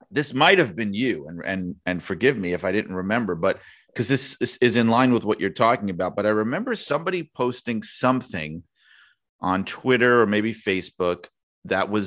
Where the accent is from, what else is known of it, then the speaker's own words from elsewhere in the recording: New York, United States; accent: New York; a lot of uh, listeners from other parts of the country or world like to point out my New York accent to me